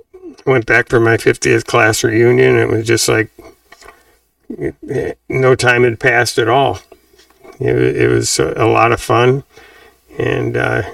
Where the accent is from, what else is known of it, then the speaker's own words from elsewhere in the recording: Madison, Wisconsin, United States; growing up in Madison was fantastic. I was very, very fortunate, especially because I knew my older brothers moved a lot, and I was in Madison for the whole time I was in school